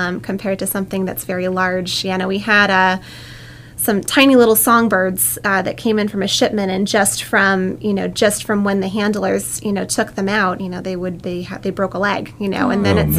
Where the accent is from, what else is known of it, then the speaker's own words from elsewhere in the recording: New England, United States; moved away as an adult; also born or lived in Connecticut / California; I'm from New England. I was born and raised between Massachusetts and New Hampshire, Cape Cod area and the beaches, and then also the White Mountains of New Hampshire